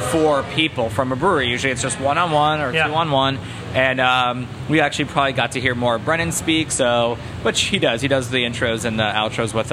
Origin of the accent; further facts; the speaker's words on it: Miami, Florida, United States; I'm Jewish from Miami.